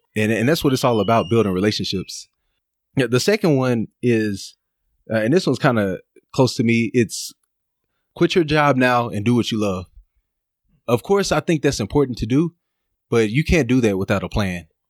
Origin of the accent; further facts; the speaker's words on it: Dallas, Texas, United States; now in Los Angeles, United States; I'm from Dallas, Texas